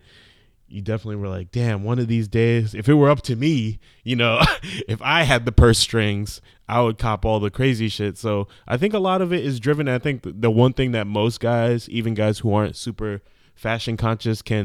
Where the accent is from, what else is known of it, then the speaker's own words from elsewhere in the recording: New York, United States; growing up in New York.